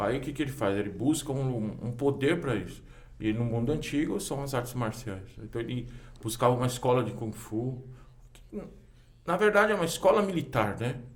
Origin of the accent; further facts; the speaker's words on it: São Paulo, Brazil; Eu nasci no Tatuapé, mas cresci no centro